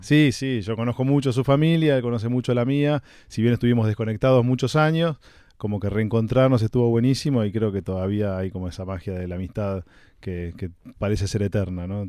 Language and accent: Spanish; Olivos, Buenos Aires Province, Argentina; viví prácticamente toda mi infancia en Olivos.